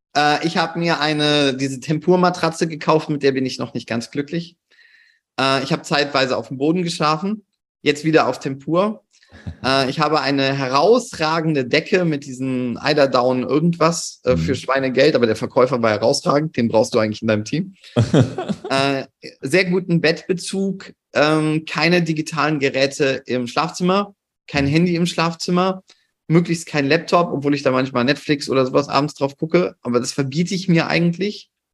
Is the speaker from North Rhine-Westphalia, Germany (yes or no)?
yes; Cologne, North Rhine-Westphalia, Germany; bei uns in Köln